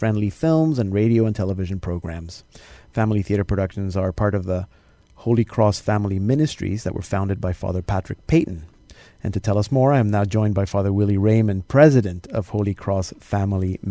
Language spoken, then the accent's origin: English; Panama; moved away; growing up in Panama